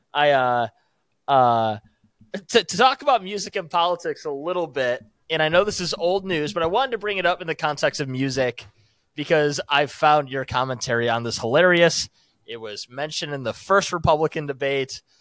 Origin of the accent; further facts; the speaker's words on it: United States; as an American